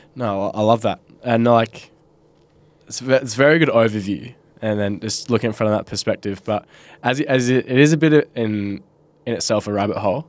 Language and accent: English; Bunbury, Western Australia, Australia; growing up in Bunbury and I, I was, like, sixteen, seventeen